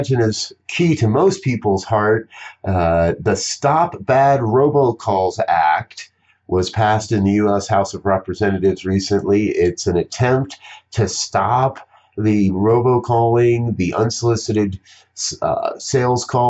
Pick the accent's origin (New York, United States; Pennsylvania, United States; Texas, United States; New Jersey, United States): New Jersey, United States; now in Colorado, United States; I was born and raised in New Jersey, so fireflies are pretty common